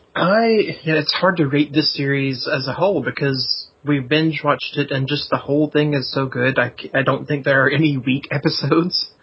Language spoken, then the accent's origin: English; the South, United States; accent: southern; we mask our southern accents